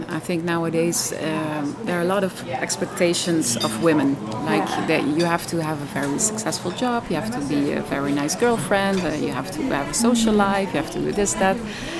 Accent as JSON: {"language": "English", "country": "Netherlands", "also_born_or_lived": "Cambodia / India", "second_language": "English", "moved": "as an adult", "lives_now": "Thailand", "said": "I'm originally from the Netherlands, but I've been living abroad for a couple of years now already. Because before this, in Thailand, I'm living here since 2.5 years."}